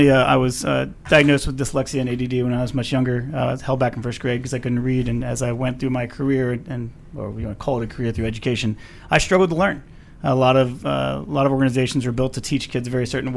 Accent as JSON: {"language": "English", "town": "Tulsa", "region": "Oklahoma", "country": "United States", "said": "Tulsa, Oklahoma"}